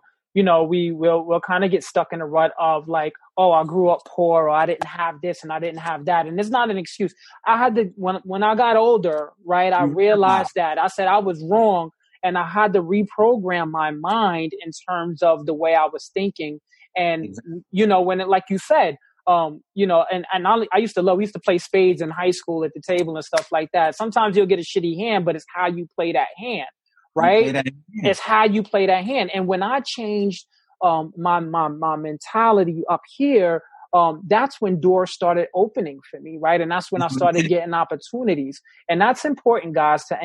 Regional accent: New York City, New York, United States; in New York City, I grew up in the Bronx

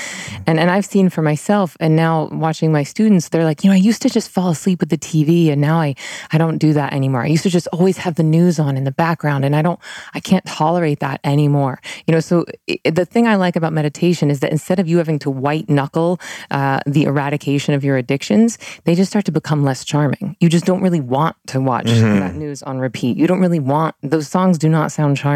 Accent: Tallahassee, Florida, United States; I was raised Southern Baptist in Tallahassee, Florida

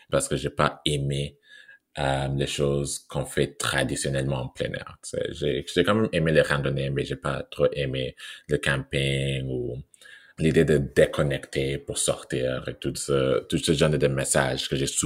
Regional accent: Canada; ah ben je viens du Canada

